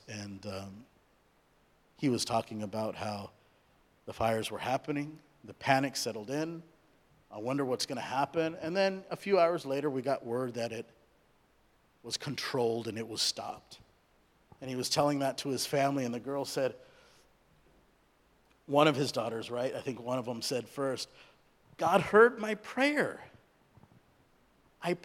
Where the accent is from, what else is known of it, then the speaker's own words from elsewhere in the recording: Southern California, United States; also born or lived in India; I was born in India. I was raised in Southern California